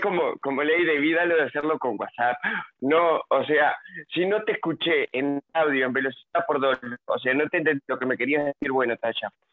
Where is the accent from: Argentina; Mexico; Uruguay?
Uruguay; Nueva Palmira, Colonia; yo soy de Nueva Palmira, en Colonia